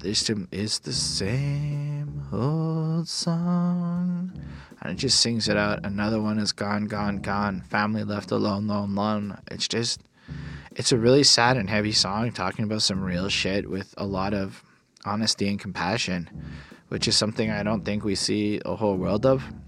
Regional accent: Canada; I'm a Canadian.

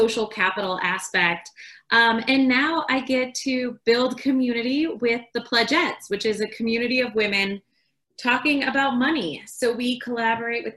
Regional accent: Chicago, Illinois, United States; moved away as an adult; also born or lived in San Diego / Peru; now in Colorado, United States; I grew up in Chicago

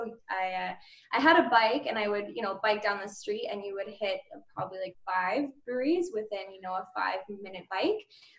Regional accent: Nanaimo, British Columbia, Canada; also born or lived in Okanagan, British Columbia; I'm from BC, originally the Okanagan, and moved to Nanaimo when I was in my teens and grew up there. I lived off and on in Columbus, Ohio when I was in my, 19 to like 22.

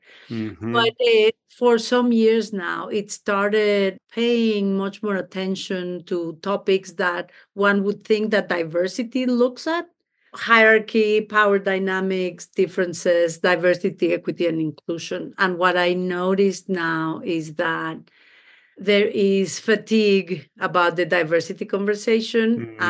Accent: Mexico City, Mexico; also born or lived in Baltimore; now in Denver, United States; I'm originally from Mexico, from Mexico City, born and raised there. So I am a foreigner in this country. I live in Denver, Colorado, but I was for 18 years in Baltimore, Maryland.

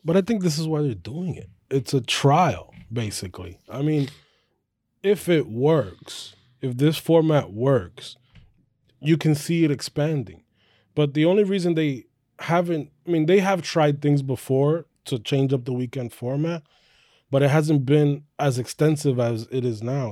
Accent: United States; also born or lived in New York; we as American Formula One fans

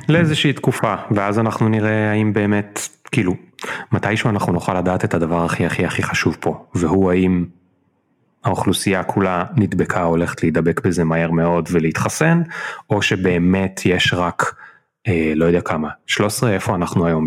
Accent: Israel; אנחנו ישראלים

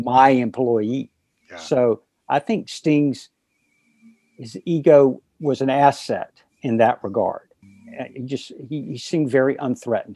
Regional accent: North Carolina, United States; moved away as an adult; also born or lived in Miami / New York City; Growing up in North Carolina

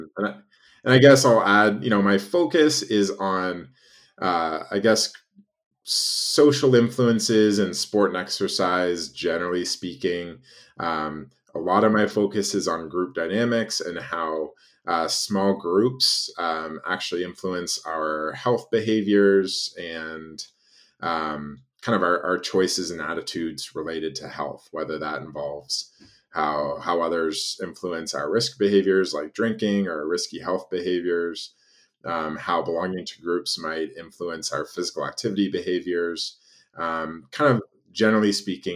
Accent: Canada; moved away as an adult; now in United States; I'm originally Canadian

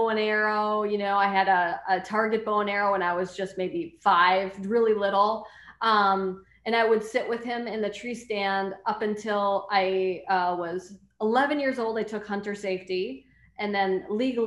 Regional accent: North Central Wisconsin, United States; I grew up in North Central Wisconsin

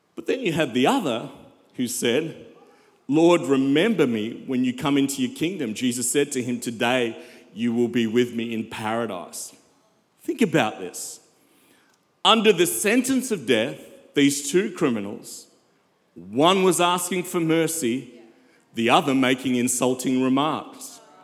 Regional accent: South Africa; I'm from South Africa

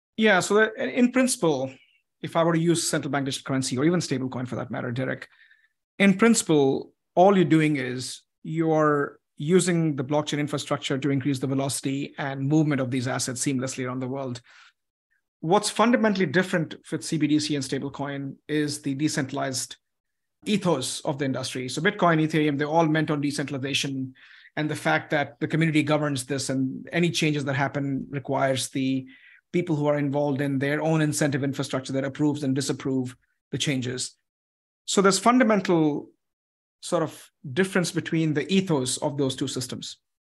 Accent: United States; as an American

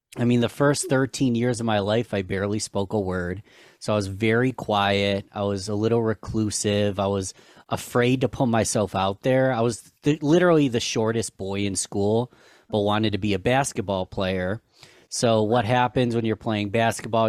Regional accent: Rochester, New York, United States; my hometown of Rochester, New York.

